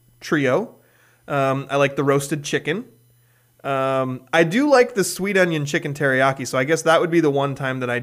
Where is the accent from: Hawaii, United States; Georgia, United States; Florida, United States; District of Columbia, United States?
Hawaii, United States; moved away; I didn't grow up here, but where I grew up in Hawaii